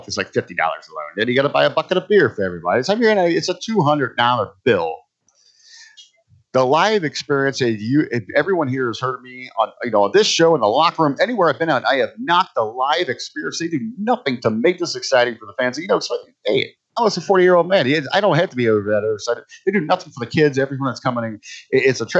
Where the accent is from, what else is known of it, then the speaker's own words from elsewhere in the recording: Cincinnati, Ohio, United States; moved away; my hometown of Cincinnati, Ohio